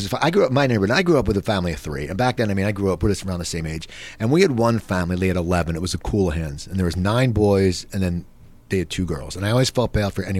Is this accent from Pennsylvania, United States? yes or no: yes; Philadelphia area, Pennsylvania, United States; growing up in the Philadelphia area